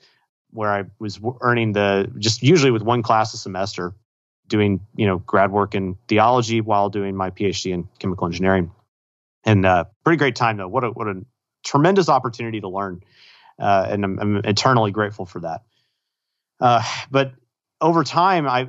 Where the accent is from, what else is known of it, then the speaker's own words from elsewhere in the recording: Austin, Texas, United States; I grew up in Austin, moved away, and then moved back to Austin to go to grad school